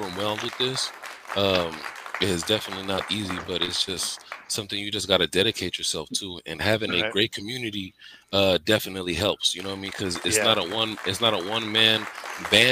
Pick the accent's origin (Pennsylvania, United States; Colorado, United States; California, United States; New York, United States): California, United States; San Francisco; Born and raised in San Francisco, man. I'm from the Bay Area, San Francisco native, 33.